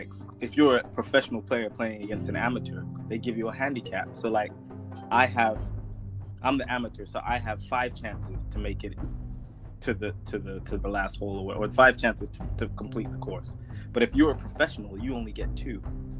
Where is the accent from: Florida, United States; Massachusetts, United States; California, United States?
California, United States; also born or lived in Saudi Arabia; And my dad moved his entire family in like the early 90s. And so I grew up in California.